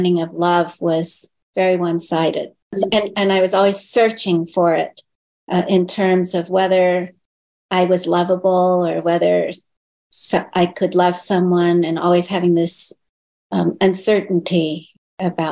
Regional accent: California, United States; first language Chinese; English is a second language; also born or lived in Hong Kong; Yeah, I was born in Hong Kong. I was a baby when I came over. I was like 18 months old. But grew up in America

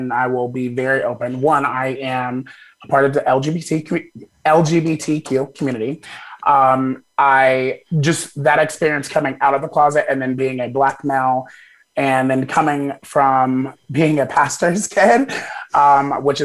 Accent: Wichita, Kansas, United States; also born or lived in Arkadelphia, Arkansas; we moved from there when I believe I was six or seven, to Wichita, Kansas. And so that's, you know, that's where I've gone to school. That's where I've grown up

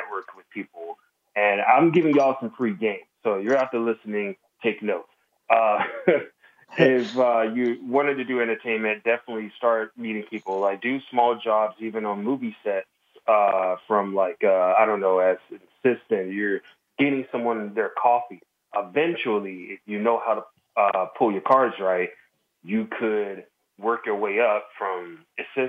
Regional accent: Jacksonville, Florida, United States; moved away as an adult; now in San Francisco, United States; I'm originally from Jacksonville, Florida, born and raised, moved to Cali about a decade ago

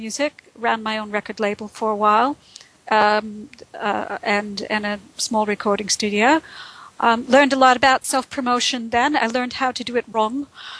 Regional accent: Brooklyn, New York, United States; also born or lived in Boston / Texas / India / Phoenix; now in United Kingdom; I've lived in Britain for the last going on 13 years. I'm originally from New York. I was born in Brooklyn. I haven't lived there since the 70s.

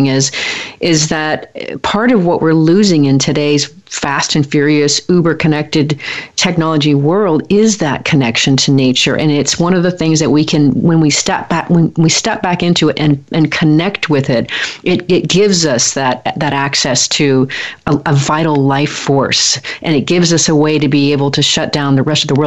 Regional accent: Portland, Oregon, United States; moved away; I'm from Portland, or from Oregon. I spent many, many years there.

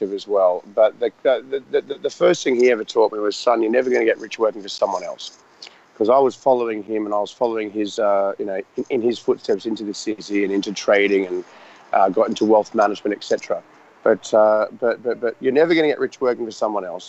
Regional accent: Australia; moved away as an adult; also born or lived in Richmond, London; now in London, United Kingdom; as this Australian guy without any real contacts over in London

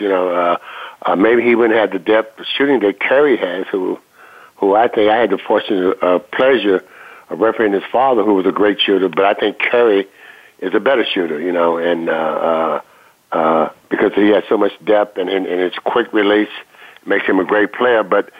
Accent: West Virginia, United States; moved away; I'm originally from West Virginia. We played a lot of baseball in the coal mining areas and as a young kid.

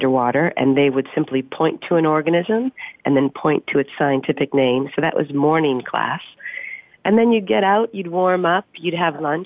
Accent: Wisconsin, United States; moved away as an adult; also born or lived in Stanford, California; now in Austin, United States; I grew up in Wisconsin, and that's a pretty outdoorsy kind of state

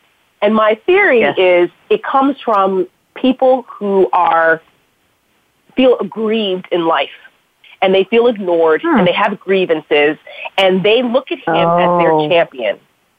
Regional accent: New York, United States; I'm like I said, I'm from the New York metro area.

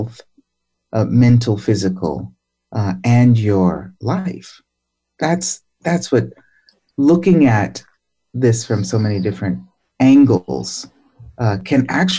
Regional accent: Boston, Massachusetts, United States; I grew up in Roxbury in Boston

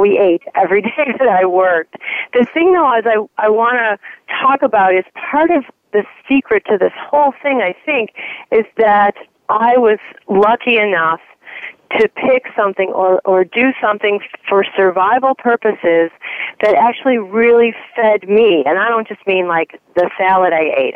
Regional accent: Chicago, Illinois, United States; I'm from the North Shore of Chicago

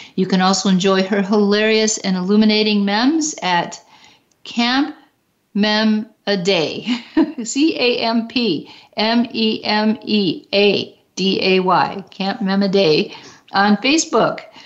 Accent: Detroit, Michigan, United States; my hometown in Detroit

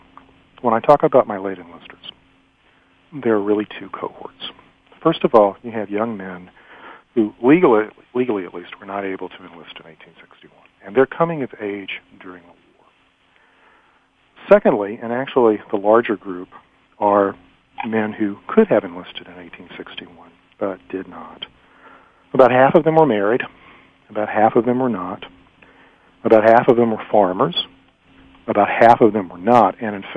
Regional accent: the South, United States; Growing up in the South, we were often told that Confederate soldiers fought to defend their homes.

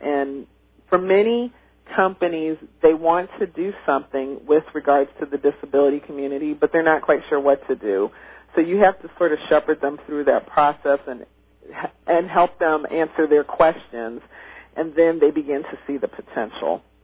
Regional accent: Midwest, United States; when I was growing up in the Midwest

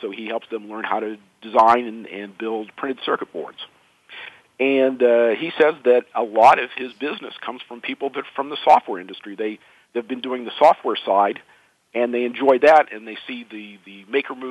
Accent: Indiana, United States; I was growing up in Indiana

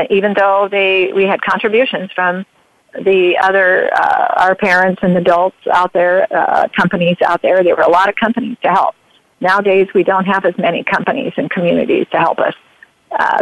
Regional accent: Oregon, United States; also born or lived in Grants Pass, Oregon; Yeah, I'm an Oregonian. Born.

